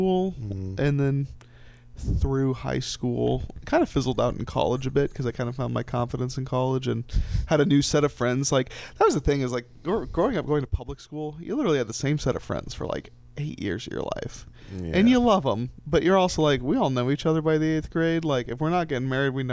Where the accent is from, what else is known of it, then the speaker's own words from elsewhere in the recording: Orlando, Florida, United States; I was born and raised in Orlando, Florida.